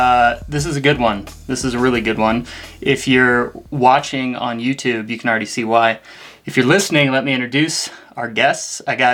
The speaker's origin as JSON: {"language": "English", "town": "St. Louis", "region": "Missouri", "country": "United States", "tie": "born or raised there", "moved": "yes", "lives_now": "Flagstaff, United States", "said": "Ben and I are from St. Louis, same place. I wasn't a runner growing up in St. Louis"}